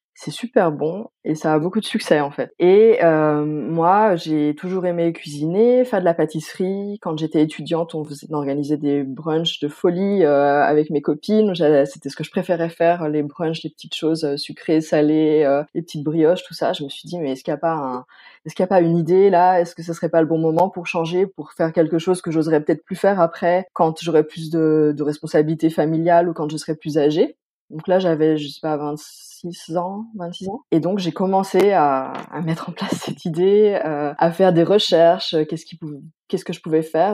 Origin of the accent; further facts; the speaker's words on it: Pont-de-Beauvoisin, Auvergne-Rhône-Alpes, France; moved away as an adult; also born or lived in Stuttgart, Germany; now in Germany; je viens originairement de Pont-de-Beauvoisin. C'est une petite ville qui est située entre l'Isère et la Savoie, donc région Rhône-Alpes